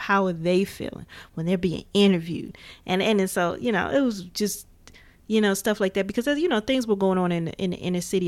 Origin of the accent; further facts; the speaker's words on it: Gary, Indiana, United States; growing up in Gary, Indiana, it was just like Chicago was like right there